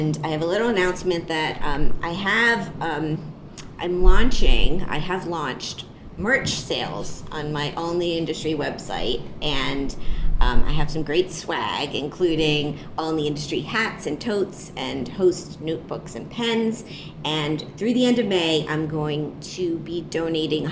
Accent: Miami, Florida, United States; I was born in Miami

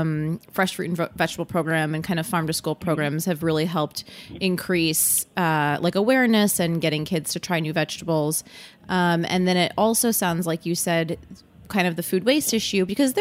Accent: Michigan, United States; Yeah, I'm from Michigan also

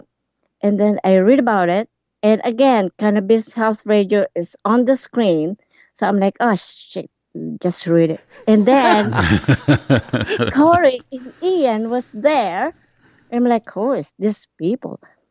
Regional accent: Alberta, Canada; moved away as an adult; now in Campbell River, Canada; I'm from Alberta, and then we moved here in 2014

